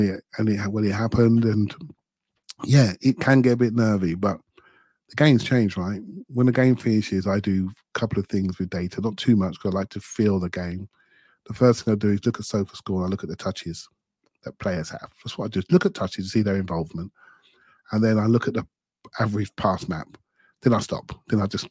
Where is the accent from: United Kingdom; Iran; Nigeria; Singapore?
United Kingdom; England; as an English guy